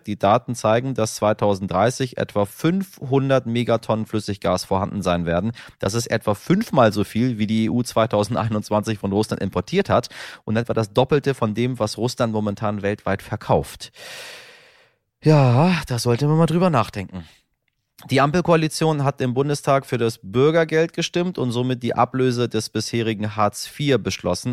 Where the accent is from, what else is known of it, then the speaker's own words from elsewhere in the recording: Northern Germany, Germany; als Norddeutscher